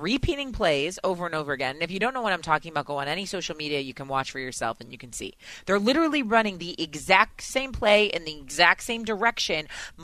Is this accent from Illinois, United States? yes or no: yes; Chicago, Illinois, United States; moved away; I'm from Chicago, but I am not currently there